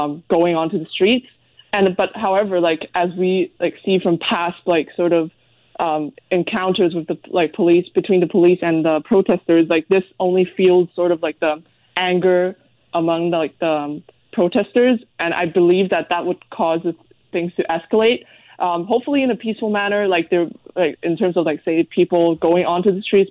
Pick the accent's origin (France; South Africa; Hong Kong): Hong Kong; now in Vancouver, Canada; even though I'm a Canadian, and like, but I grew up in Hong Kong